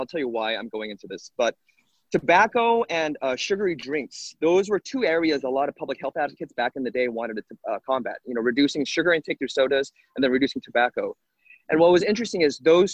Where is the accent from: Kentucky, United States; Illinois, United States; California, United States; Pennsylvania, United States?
California, United States; Los Angeles; my hometown here in Los Angeles